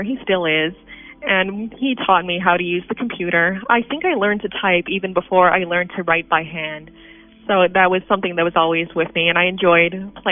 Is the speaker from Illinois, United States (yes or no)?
yes; Geneva, Illinois, United States; born or raised there; also born or lived in Chicago, Illinois